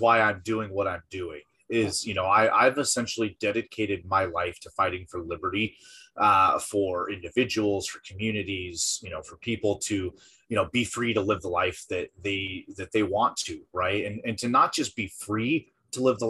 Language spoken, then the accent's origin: English; Washington, United States; moved away as an adult; my home state of Washington